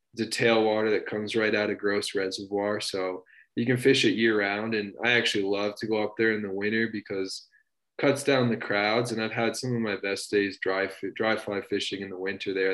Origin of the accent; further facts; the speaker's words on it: New Hampshire, United States; moved away as an adult; now in Boulder, Colorado, United States; I grew up in New Hampshire